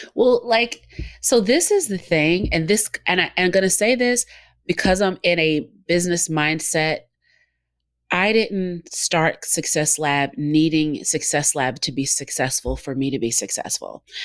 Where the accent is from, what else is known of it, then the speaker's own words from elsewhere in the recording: Georgia, United States; also born or lived in Memphis; I'm from Georgia. I'm in Georgia.